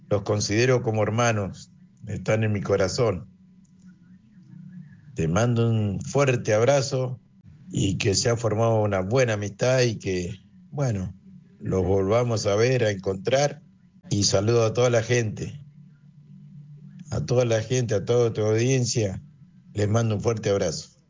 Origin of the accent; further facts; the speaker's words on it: Mercedes, Buenos Aires Province, Argentina; soy de Mercedes, nacido en Mercedes, me tocó hacer el servicio militar en el Regimiento Infantería 6 Mecanizado General Viamonte.